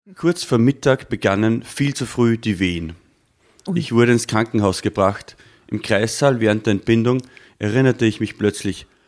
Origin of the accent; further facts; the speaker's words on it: Waldneukirchen, Upper Austria, Austria; also born or lived in Steyr / Bad Hall; geboren, dort aufgewachsen, einen kleinen Dorf namens Waldnerkirchen, auch in die Volksschule gegangen